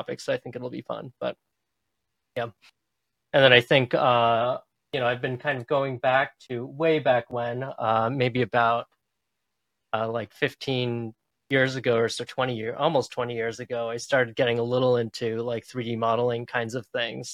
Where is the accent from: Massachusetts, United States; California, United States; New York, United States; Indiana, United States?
Massachusetts, United States; Boston; I grew up in the Boston area and I'm still here